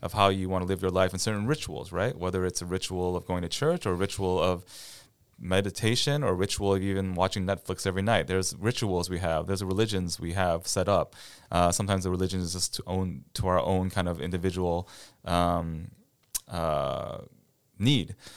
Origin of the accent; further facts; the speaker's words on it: Cleveland, Ohio, United States; moved away as an adult; also born or lived in Boston; now in Quincy, United States; I'm originally from Ohio, near Cleveland, Ohio.